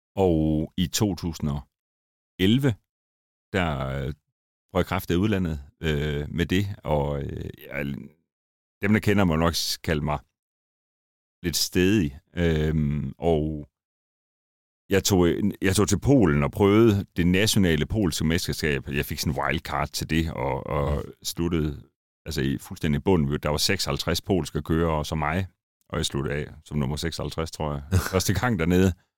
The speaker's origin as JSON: {"language": "Danish", "town": "Randers", "region": "Central Denmark Region", "country": "Denmark", "moved": "yes", "said": "Jeg er oprindelig fra Randers, så det skinner lidt igennem en gang imellem"}